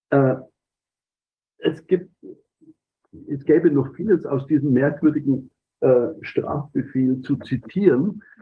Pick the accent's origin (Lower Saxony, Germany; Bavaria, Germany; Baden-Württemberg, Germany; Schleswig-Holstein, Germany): Bavaria, Germany; Also ich komme aus der Oberpfalz.